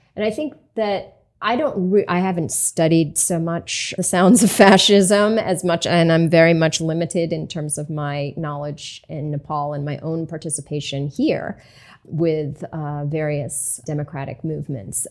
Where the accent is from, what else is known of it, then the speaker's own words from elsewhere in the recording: Hudson, United States; my hometown of Hudson